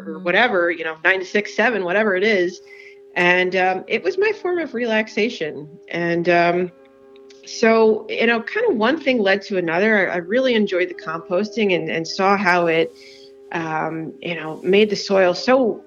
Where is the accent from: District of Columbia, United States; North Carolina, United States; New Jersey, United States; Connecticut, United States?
New Jersey, United States; moved away as an adult; also born or lived in Bergen County, New Jersey / Southern California; now in Yardley, United States; born up in North Jersey in Bergen County, and I guess depending on who you, what Jerseyite or Jerseyan you talk to, I grew up in Central Jersey